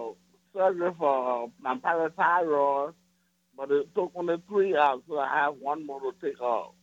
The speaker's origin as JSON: {"language": "English", "country": "Liberia", "moved": "yes", "said": "I'm from Liberia."}